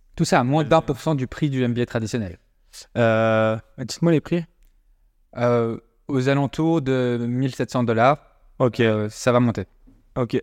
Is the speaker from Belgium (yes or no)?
yes; Brussels, Brussels-Capital Region, Belgium; on n'est pas français, on est de Bruxelles à la base, on est belge